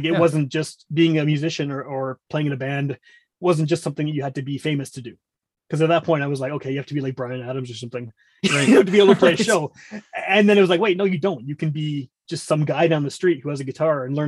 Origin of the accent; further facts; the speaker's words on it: Winnipeg, Manitoba, Canada; I grew up in Wolseley, which is kind of the hippie area of Winnipeg.